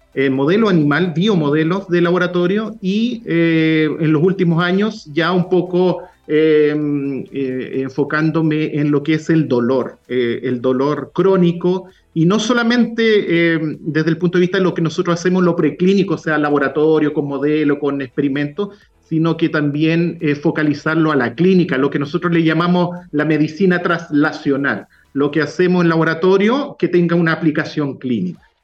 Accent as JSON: {"language": "Spanish", "town": "Puerto Montt", "region": "Los Lagos", "country": "Chile", "tie": "born or raised there", "also_born_or_lived": "Valdivia / Temuco", "moved": "yes", "lives_now": "Concepción, Chile", "said": "yo soy eh, originario de Puerto Montt, nací en Valdivia"}